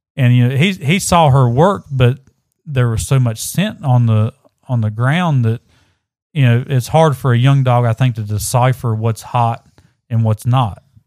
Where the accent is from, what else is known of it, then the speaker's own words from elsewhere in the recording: Southern West Virginia, United States; I'm from Southern West Virginia